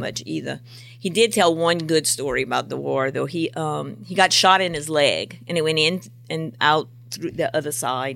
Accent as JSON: {"language": "English", "town": "Golden Meadow", "region": "Louisiana", "country": "United States", "tie": "born or raised there", "also_born_or_lived": "Galliano, Louisiana / Cut Off, Louisiana", "moved": "as an adult", "lives_now": "Plaquemine, United States", "said": "We lived in the best place of Golden Meadow, right behind Randolph's restaurant, near Dufresne's Bakery, and plays on snowball, the best place to grow up"}